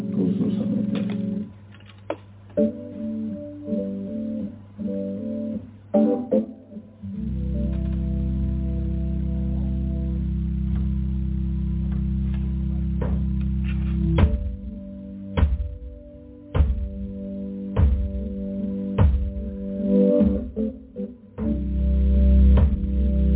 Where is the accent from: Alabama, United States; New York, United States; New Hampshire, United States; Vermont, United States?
New York, United States; New York City; I'm from Brooklyn, New York